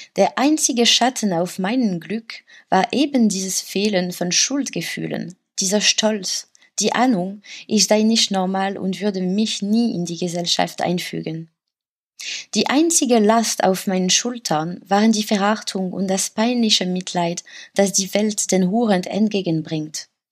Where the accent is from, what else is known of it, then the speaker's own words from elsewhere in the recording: France; German is a second language; moved away as an adult; now in Berlin, Germany; bei uns in Frankreich